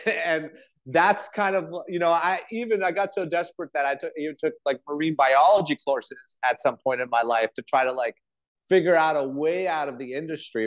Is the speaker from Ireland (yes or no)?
no; Montreal, Quebec, Canada; moved away; also born or lived in France; I'm one of those kitchen rats that I grew up in the family industry. I'm from Montreal